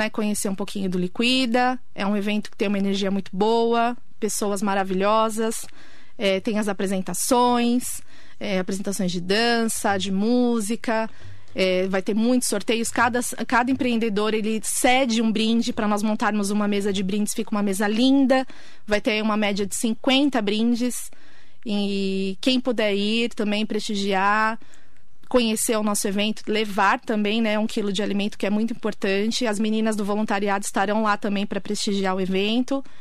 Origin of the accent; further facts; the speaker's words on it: São Paulo, Brazil; moved away as an adult; Eu vim de São Paulo, zona norte de São Paulo.